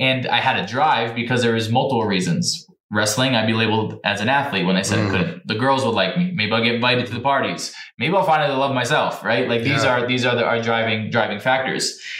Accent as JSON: {"language": "English", "region": "New Jersey", "country": "United States", "said": "I'm from New Jersey, so wrestling's a big deal"}